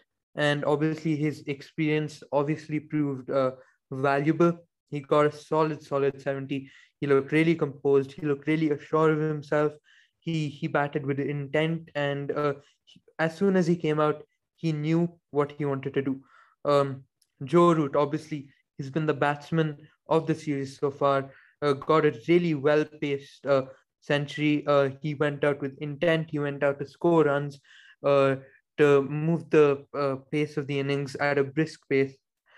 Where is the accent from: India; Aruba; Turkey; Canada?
India; And normally, as an Indian viewer, I would not want the openers to do well.